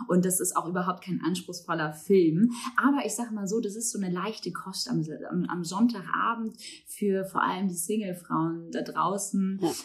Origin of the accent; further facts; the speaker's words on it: Baltic coast, Germany; now in Hamburg, Germany; bin ich ja auch irgendwie an der Ostsee groß geworden